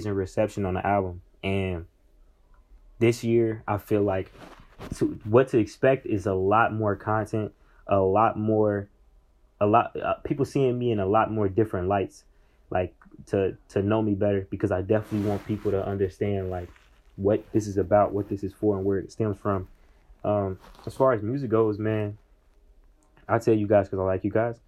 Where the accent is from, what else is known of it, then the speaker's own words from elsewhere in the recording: Indianapolis, Indiana, United States; I'm a kid from Indianapolis